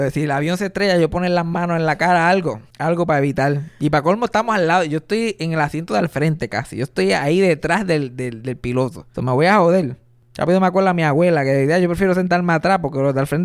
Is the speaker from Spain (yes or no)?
no; Puerto Rico; yo soy puertorriqueño.